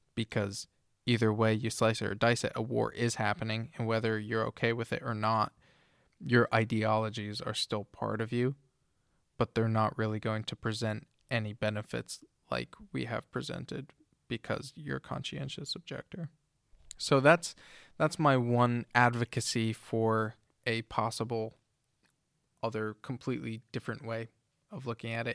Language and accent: English; United States; But growing up in America, everything is freedom and individuality